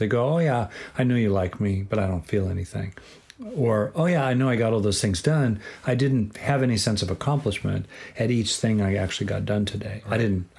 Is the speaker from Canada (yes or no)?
no; Southern California, United States; I grew up in Southern California.